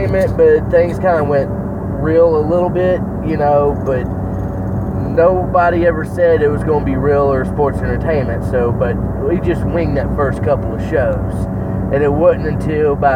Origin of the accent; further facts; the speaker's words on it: Harlem, Georgia, United States; also born or lived in Augusta, Georgia / Grovetown, Georgia; we're freaking from Augusta, Georgia, or Harlem, Georgia